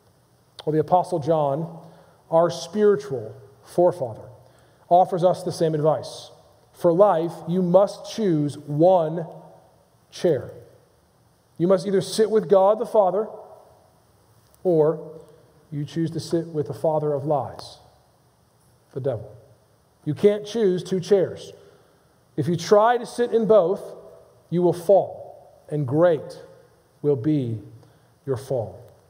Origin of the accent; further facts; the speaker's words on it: Modena, Emilia-Romagna, Italy; Arrigo Pola, a professional tenor in my hometown of Modena, Italy, took me in as a pupil.